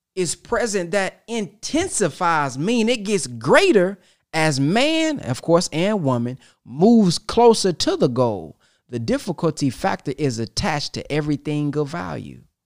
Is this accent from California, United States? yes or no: no; Texas, United States; I'm from Texas